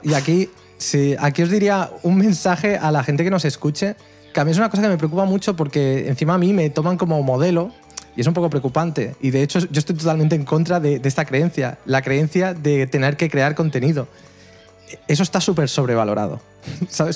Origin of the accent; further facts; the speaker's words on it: El Prat de Llobregat, Catalonia, Spain; aquí en el Prat de Llobregat, en mi pueblo